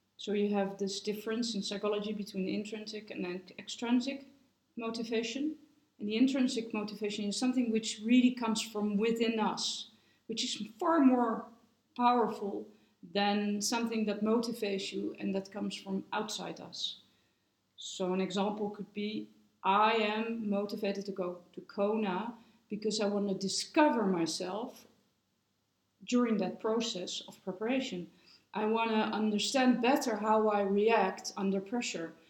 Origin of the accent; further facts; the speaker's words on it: Netherlands; now in Switzerland; I'm from the Netherlands